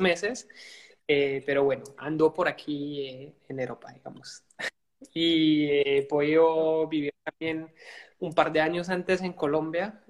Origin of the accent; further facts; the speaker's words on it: Belgium; soy de Bélgica.